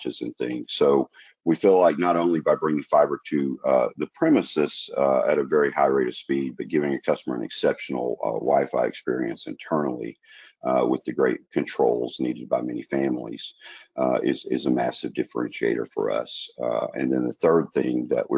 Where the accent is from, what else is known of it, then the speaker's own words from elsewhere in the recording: the South, United States; accent: Southern; You hear my accent. I'm born in rural areas in the South, and we have a real heart for the South